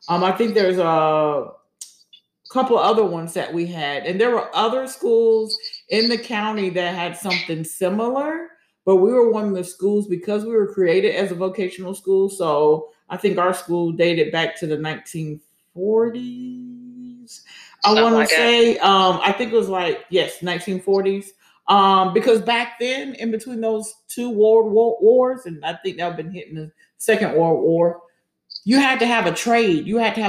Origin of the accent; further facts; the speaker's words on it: Germany; And when we grew up in Germany, Vicky would have been really, really small.